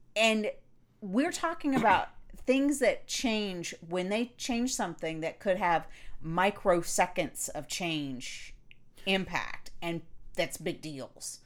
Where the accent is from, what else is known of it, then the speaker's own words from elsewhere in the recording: Florida, United States; I grew up in Florida